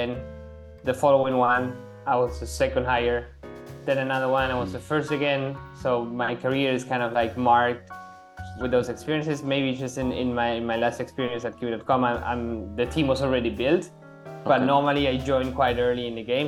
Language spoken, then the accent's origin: English; Argentina; also born or lived in Treviso, Italy / Germany; now in Barcelona, Spain; I'm originally from Argentina